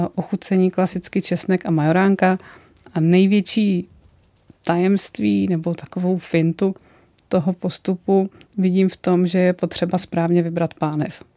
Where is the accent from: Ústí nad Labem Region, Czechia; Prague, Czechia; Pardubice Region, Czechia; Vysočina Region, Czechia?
Vysočina Region, Czechia; Já opravdu pocházím z Vysočiny a Vysočina je bramborářský kraj